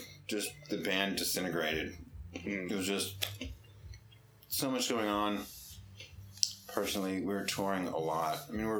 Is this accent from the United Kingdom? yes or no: no; Holliston, Massachusetts, United States; Holliston. {S1} Holliston. {S2} Yeah. Little town.